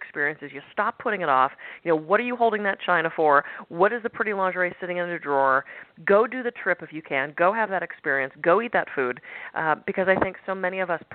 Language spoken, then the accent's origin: English; Pittsburgh, Pennsylvania, United States; I was born in Pittsburgh, go Steelers